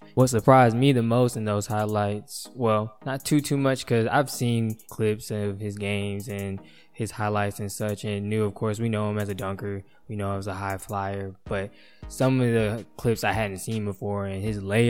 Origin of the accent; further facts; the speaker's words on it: North Carolina, United States; my home state of North Carolina